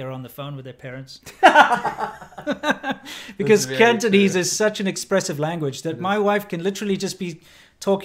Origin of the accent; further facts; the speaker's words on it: South Africa; moved away; also born or lived in China; I grew up in South Africa.